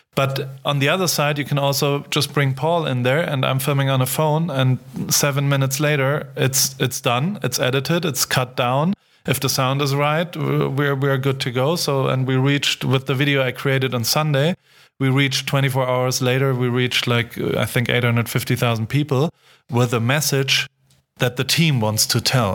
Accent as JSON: {"language": "English", "town": "Heidelberg", "region": "Baden-Württemberg", "country": "Germany", "tie": "born or raised there", "said": "I grew up in Heidelberg"}